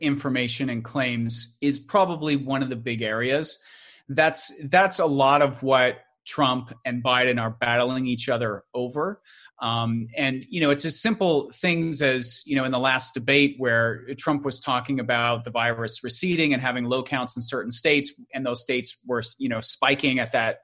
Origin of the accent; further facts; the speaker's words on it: Canada; I'm Canadian